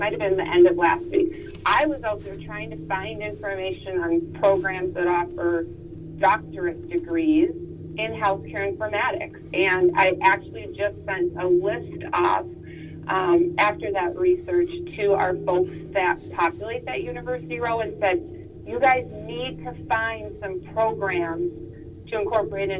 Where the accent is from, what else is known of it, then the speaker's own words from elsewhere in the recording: Minnesota, United States; moved away; I'm from Minnesota